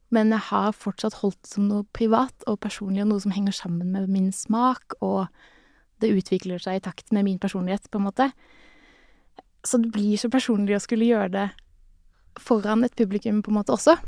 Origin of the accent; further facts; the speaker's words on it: Sørlandet, Norway; jeg er jo en sørlending som smiler mye